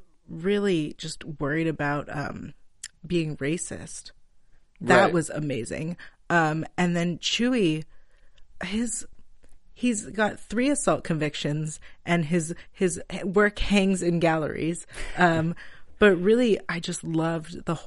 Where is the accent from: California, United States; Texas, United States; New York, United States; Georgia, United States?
California, United States; Palo Alto; moved away as an adult; now in Los Angeles, United States; I actually grew up in Palo Alto